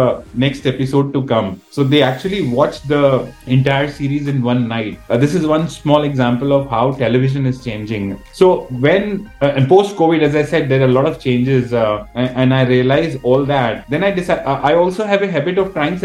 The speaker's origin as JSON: {"language": "English", "country": "India", "said": "being an Indian"}